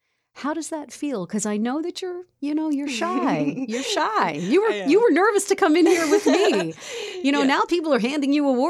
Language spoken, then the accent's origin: English; Connecticut, United States; In Connecticut? My home state.